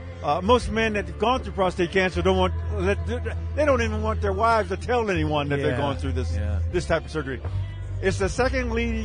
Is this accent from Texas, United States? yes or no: no; Compton, California, United States; now in Pittsburgh, United States; I'm originally from Compton, California.